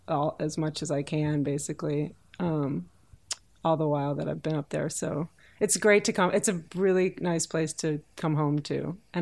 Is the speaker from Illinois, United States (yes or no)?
yes; Oak Park, Illinois, United States; moved away; In Oak Park, Illinois, which is the first suburb on the west side of Chicago.